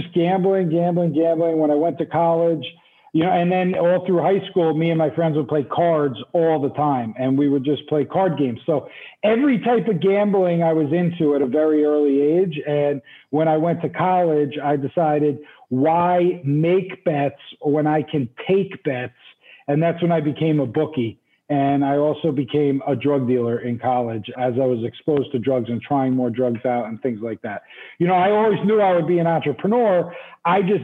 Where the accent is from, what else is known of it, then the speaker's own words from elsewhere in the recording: New Jersey, United States; moved away as an adult; also born or lived in New York City / Utah / Los Angeles; now in Tulum, Mexico; Originally, though, I'm from the East Coast. I'm from New Jersey. So I grew up basically on the East Coast